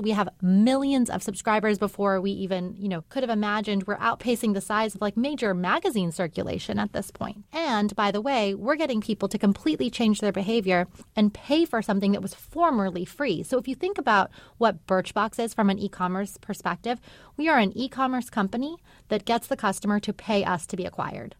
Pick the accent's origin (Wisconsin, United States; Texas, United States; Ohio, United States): Texas, United States; El Paso; I'm from El Paso, Texas